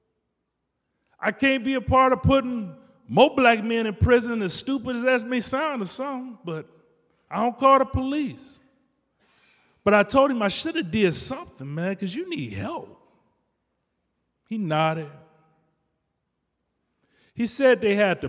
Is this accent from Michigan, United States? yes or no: yes; Detroit, Michigan, United States; now in Chicago, United States; I grew up in Detroit in the 80s, crack era